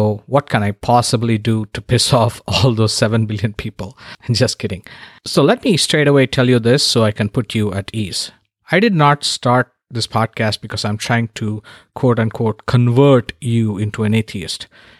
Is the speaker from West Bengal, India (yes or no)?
no; Chennai, Tamil Nadu, India; moved away as an adult; now in San Diego, United States; all currently live in San Diego, California, and we have been here since 2010. I was born and raised in Chennai, or Madras, as it was known when I was still living there.